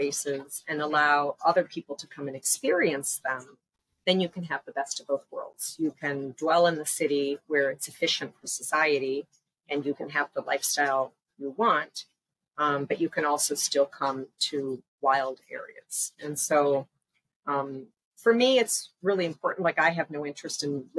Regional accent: Upper Peninsula of Michigan, United States; now in Panama; I grew up in the Upper Peninsula of Michigan, where there are way more deer than there are people

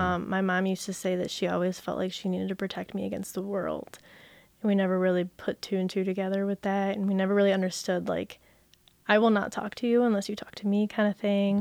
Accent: Brighton, Michigan, United States; also born or lived in Jackson, Michigan; we moved to Brighton when I was one, and I've, well, now I'm not, but I grew up in Brighton.

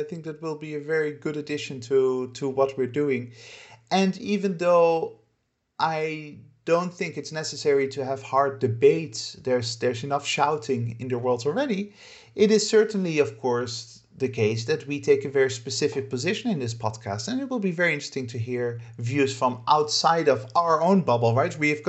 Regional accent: Netherlands; moved away as an adult; but I lived in too many countries, and for too many years I've been outside of my home country, the Netherlands, to feel patriotism or nationalism in that sense.

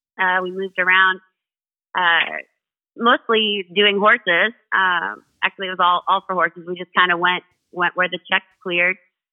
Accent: Thunder Bay, Ontario, Canada; also born or lived in Iowa, United States; So I was born in Thunder Bay, Ontario. And I was raised back and forth between Thunder Bay and Iowa.

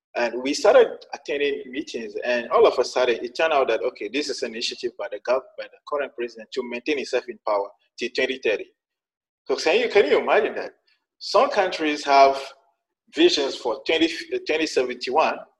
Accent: Sokodé, Centrale, Togo; English is a second language; also born or lived in China; I'm from Togo. Uh, uh, I was born in northern part of the country in a city called Sokode

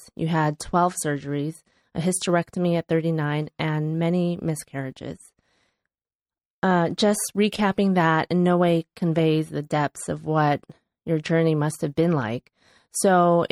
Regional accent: Chicago, Illinois, United States; moved away; my hometown of Chicago

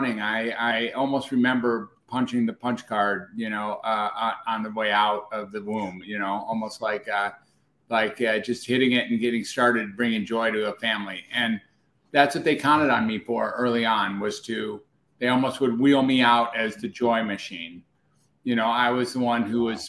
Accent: Detroit, Michigan, United States; also born or lived in Oak Park, Michigan / Southfield, Michigan / Ann Arbor, Michigan / Cincinnati, Ohio; I was born in Detroit

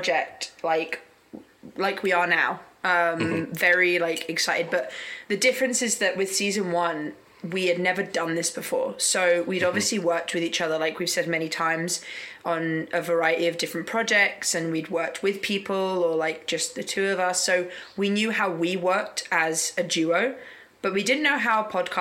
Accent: United Kingdom; moved away as an adult; now in South Korea; because I'm British, I can extend it for another year

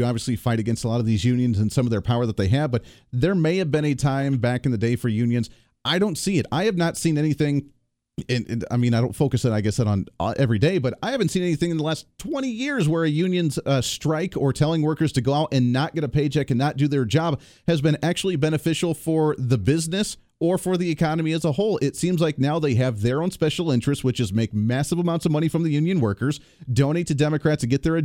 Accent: Ohio, United States; I grew up in Ohio

